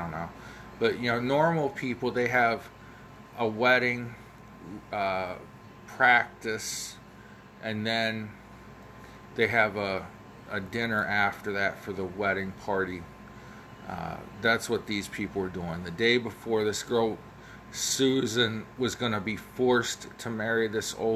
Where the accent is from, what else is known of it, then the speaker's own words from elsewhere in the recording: Ohio, United States; I know I talk funny, I'm from Ohio